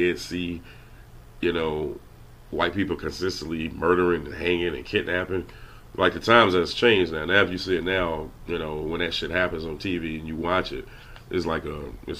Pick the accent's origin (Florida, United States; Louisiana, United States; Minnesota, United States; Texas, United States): Louisiana, United States; I'm from Louisiana